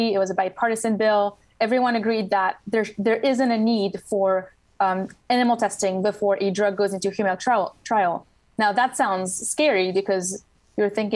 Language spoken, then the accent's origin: English; Switzerland; English is a second language; moved away as an adult; now in Washington, D.C., United States; I grew up in Switzerland, so that explains the accent.